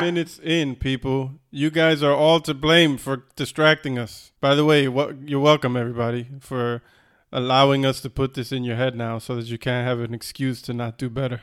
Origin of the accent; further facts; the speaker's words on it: Florida, United States; we grew up in Florida